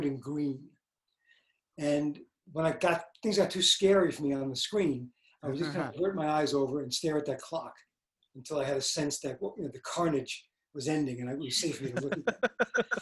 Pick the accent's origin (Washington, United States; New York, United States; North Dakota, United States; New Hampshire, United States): New York, United States; New York City; I grew up in Brooklyn, and there was a big movie theater